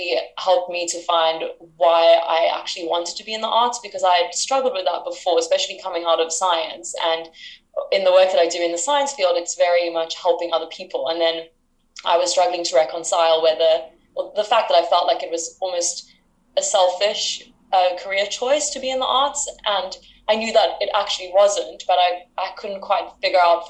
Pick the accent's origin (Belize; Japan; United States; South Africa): South Africa; moved away as an adult; now in United Kingdom; I'm from South Africa. I'm currently in the UK